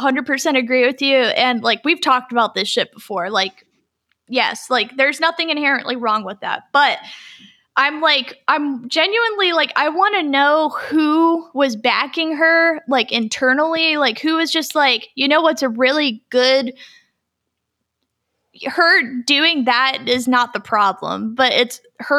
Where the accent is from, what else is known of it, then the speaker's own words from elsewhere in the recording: North Carolina, United States; she knows what she's talking about because we're from North Carolina, so we know exactly what that looks like.